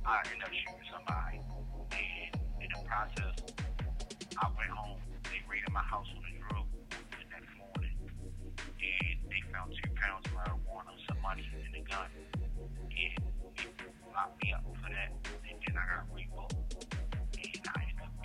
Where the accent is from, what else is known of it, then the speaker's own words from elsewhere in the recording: Baltimore, Maryland, United States; I'm from Baltimore City